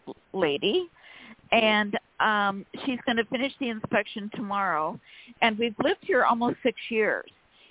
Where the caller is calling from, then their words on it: California, United States; from California.